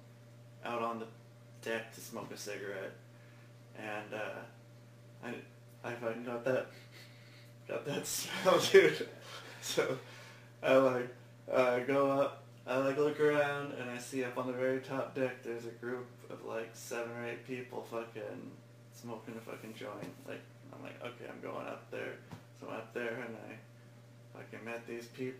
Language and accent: English; West Linn, Oregon, United States; I'm from West Lynn